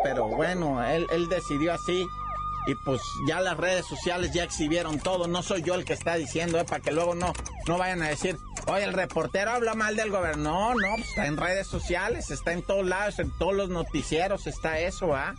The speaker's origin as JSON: {"language": "Spanish", "region": "Oaxaca", "country": "Mexico", "tie": "born or raised there", "moved": "yes", "said": "mi tierra, Oaxaca, va, yo soy originario de ahí"}